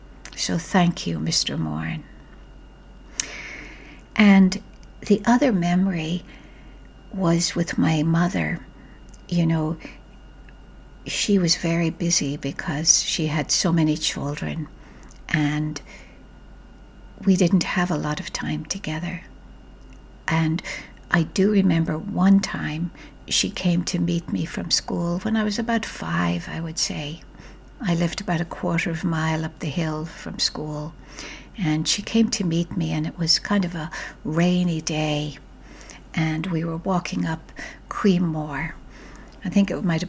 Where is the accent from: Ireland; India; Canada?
Ireland; my childhood growing up in Ireland